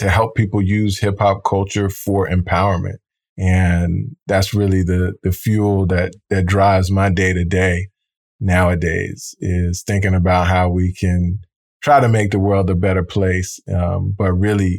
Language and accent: English; Roslyn, New York, United States; also born or lived in Hempstead, New York; born and raised in Long Island